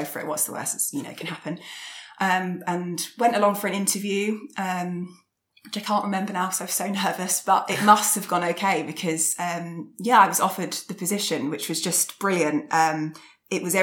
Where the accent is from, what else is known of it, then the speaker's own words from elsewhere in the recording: London, United Kingdom; I grew up in North London, so not many vineyards around there.